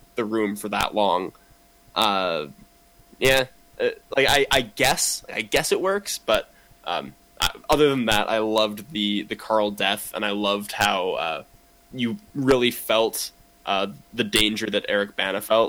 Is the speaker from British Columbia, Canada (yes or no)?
yes; Kamloops, British Columbia, Canada; I grew up in Kamloops